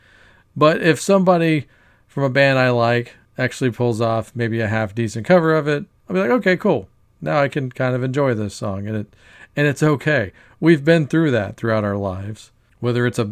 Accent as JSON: {"language": "English", "region": "Texas", "country": "United States", "tie": "born or raised there", "said": "a band from my home state"}